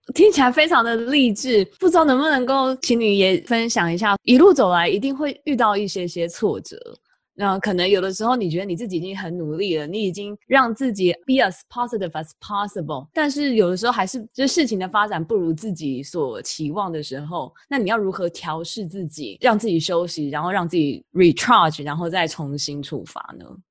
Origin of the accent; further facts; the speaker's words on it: Taiwan; moved away as an adult; also born or lived in Boston; now in United States; 我自己也是来自台湾，我也是接受台湾的教育，从小长大